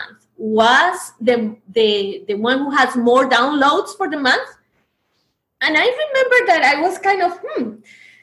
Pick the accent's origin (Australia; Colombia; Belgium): Colombia; English is a second language; I was from Colombia. This is my second language